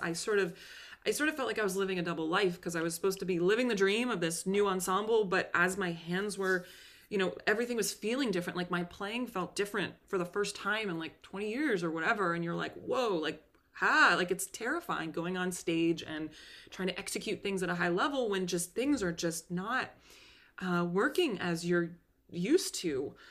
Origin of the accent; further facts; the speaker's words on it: Concord, Massachusetts, United States; my hometown of Concord, Massachusetts